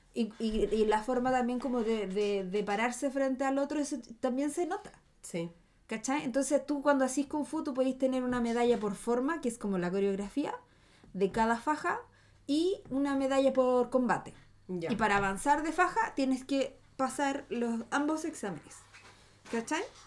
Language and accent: Spanish; Chile; mi pueblo es Chile